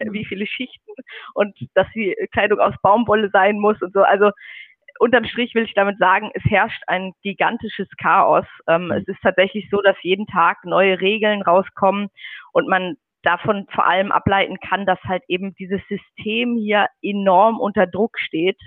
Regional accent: Schleswig-Holstein, Germany; moved away as an adult; now in Beijing, China; Ich komme auch aus dem Norden. Also in Schleswig-Holstein gibt es ja bekanntlich keine Berge

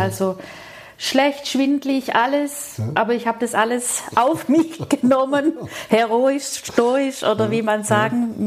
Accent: Rosengarten, Baden-Württemberg, Germany; ich stamme ja aus dem Süßwarenbetrieb mhm. aus Rosengarten-Westheim

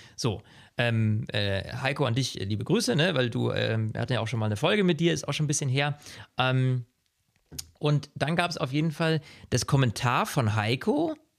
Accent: Germany; bei uns in Deutschland

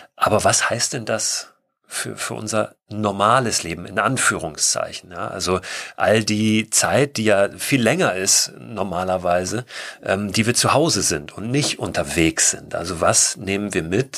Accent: Germany; in dem ich gewohnt habe als Kind in Deutschland

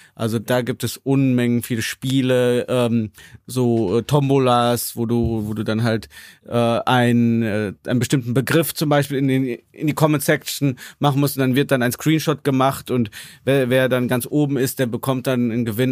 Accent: Germany; als Deutscher, der auf Chinesisch für Chinesen Inhalte macht

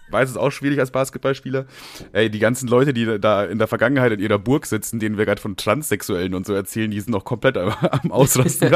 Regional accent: Nuremberg, Bavaria, Germany; ich bin ja in Bayern groß geworden, in Nürnberg

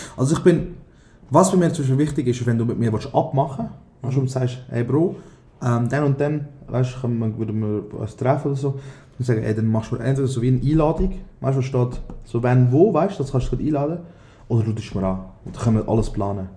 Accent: Aargau, Switzerland; also born or lived in Thun; als Aargauer

